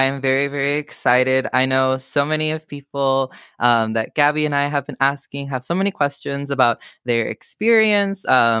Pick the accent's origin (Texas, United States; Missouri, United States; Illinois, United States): Texas, United States; Donna; moved away as an adult; now in Austin, United States; I'm from a really, really small town called Donna, Texas. I moved over here just for university, and I'm currently on my last year at the University of Texas.